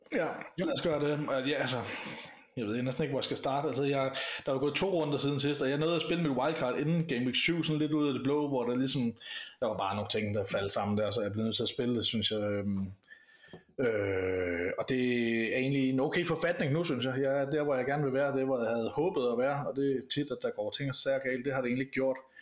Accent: Denmark

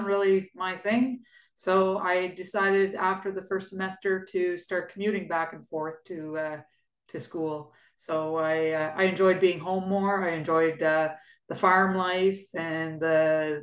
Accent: Shawville, Quebec, Canada; also born or lived in Ottawa; I was born and raised in Shawville.

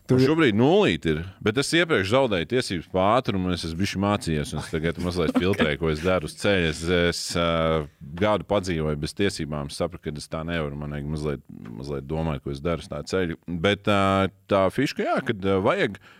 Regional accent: Latvia; mēs paši latvieši

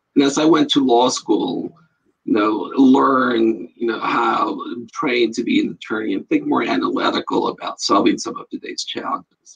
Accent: El Paso, Texas, United States; moved away as an adult; I grew up in El Paso, Texas

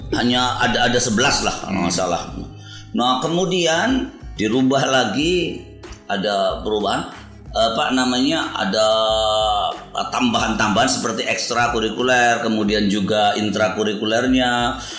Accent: Cirebon, West Java, Indonesia; also born or lived in Jakarta; saya dilahirkan di Cirebon

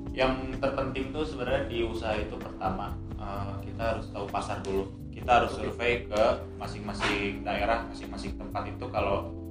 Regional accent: Bogor, West Java, Indonesia; moved away as an adult; now in Yogyakarta, Indonesia; di tempat asal gua Bogor

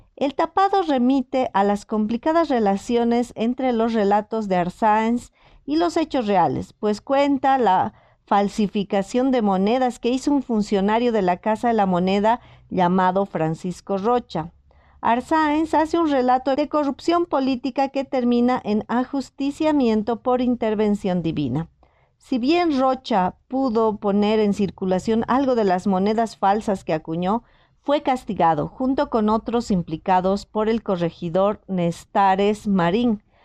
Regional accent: Potosí, Bolivia; mi ciudad natal, Potosí

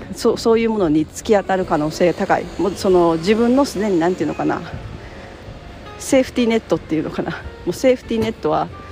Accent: Japan; 日本に生まれた

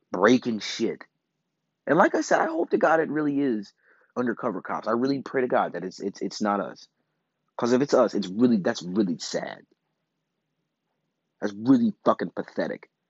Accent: Midwest, United States; As just as a Midwesterner to another Midwesterner, I feel for you.

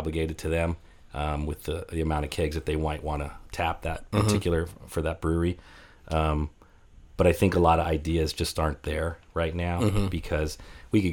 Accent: San Francisco, California, United States; growing up in San Francisco

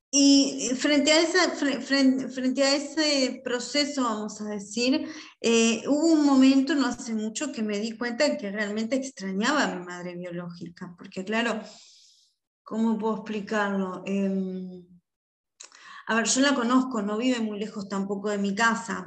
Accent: Uruguay; en mi país, acá en Uruguay

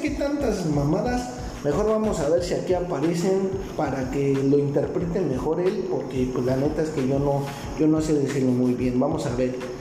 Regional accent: Mexico; yo soy de México

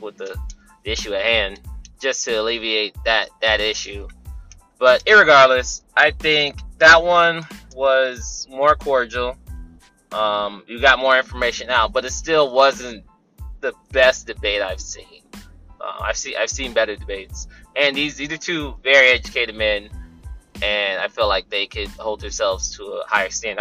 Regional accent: California, United States; I'm from California

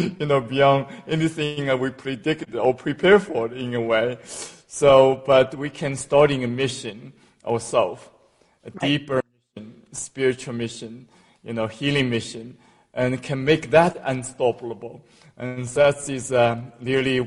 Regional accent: China; moved away as an adult; now in United States; In China, in a small village, in a very poor family, and was adopted a couple of times.

